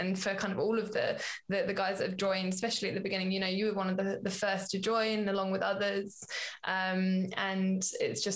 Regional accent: United Kingdom; as British

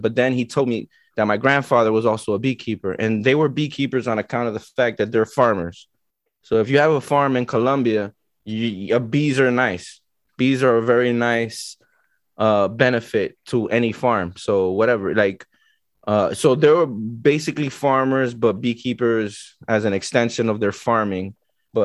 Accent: Miami, Florida, United States; I was born and raised in Miami

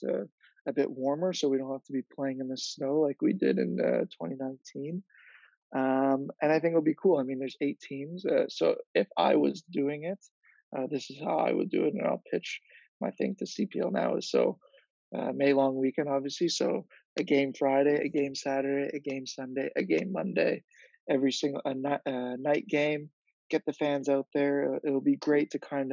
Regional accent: Toronto, Ontario, Canada; TFC, I guess, is my club, is my hometown

